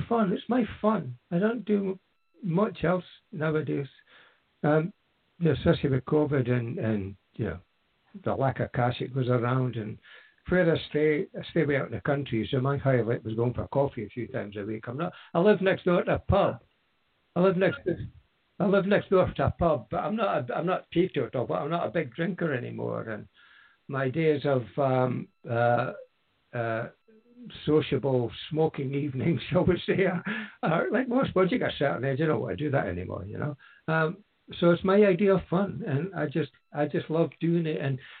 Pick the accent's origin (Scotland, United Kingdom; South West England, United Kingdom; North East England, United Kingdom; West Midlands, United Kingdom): Scotland, United Kingdom; Aberdeen; moved away as an adult; now in near Fraserburgh, United Kingdom; I come from Aberdeen, which is 40 miles or so south